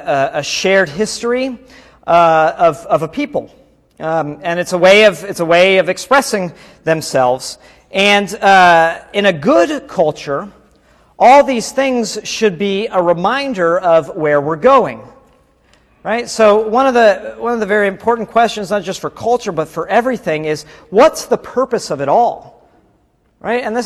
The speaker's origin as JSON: {"language": "English", "country": "United States", "moved": "yes", "lives_now": "Mexico"}